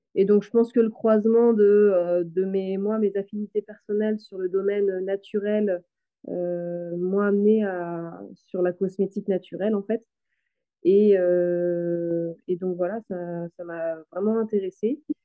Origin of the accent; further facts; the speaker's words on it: western Brittany, France; je suis originaire de, l'ouest de la Bretagne